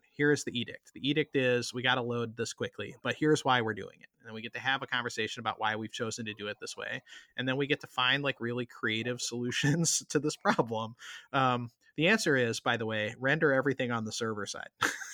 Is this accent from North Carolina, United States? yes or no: no; South Georgia, United States; now in Washington, D.C., United States; I grew up in South Georgia